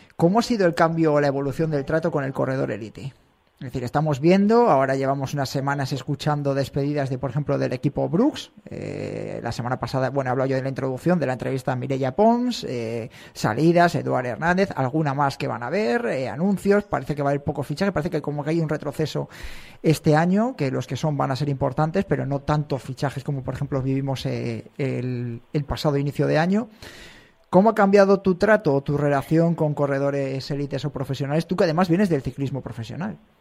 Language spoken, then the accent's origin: Spanish; Sanabria, Castile and León, Spain; Sanabria sí es la carrera de mi pueblo